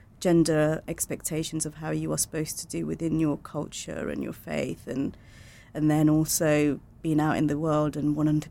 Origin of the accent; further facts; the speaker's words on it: Portsmouth, South East England, United Kingdom; moved away; also born or lived in Bangladesh; I grew up in Portsmouth, third generation